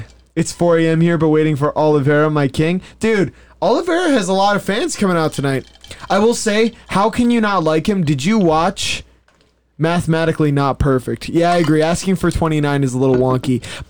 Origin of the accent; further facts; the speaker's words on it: United States; I'm an American fan. I'm a proud American.